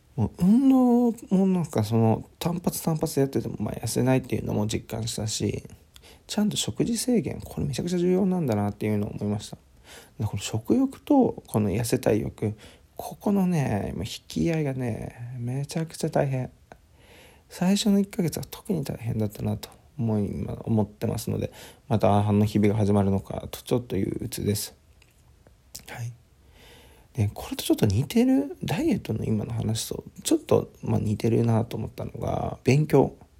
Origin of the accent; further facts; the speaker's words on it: Aichi, Japan; moved away as an adult; also born or lived in Fukuoka / Tokyo; 地元の愛知の方に帰ります